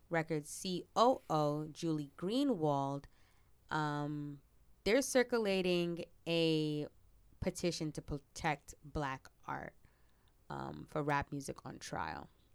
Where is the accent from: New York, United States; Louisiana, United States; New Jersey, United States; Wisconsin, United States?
New Jersey, United States; Teaneck